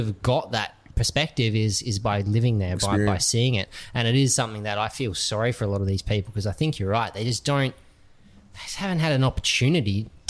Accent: Bahrain; I mean, I grew up in the Middle East, and I went there in 1991. So it was as the Gulf War ended. Like, we went to Bahrain, and there was still oil, like black clouds.

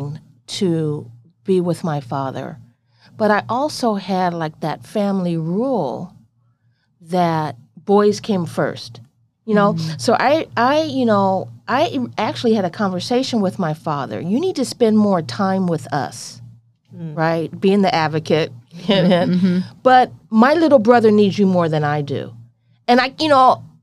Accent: Carson, California, United States; I grew up in Carson, California

